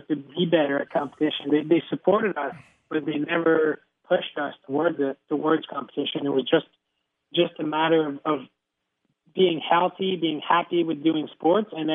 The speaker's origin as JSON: {"language": "English", "area": "Mont-Sainte-Anne", "region": "Quebec", "country": "Canada", "tie": "born or raised there", "said": "growing up in Mont-Saint-Anne"}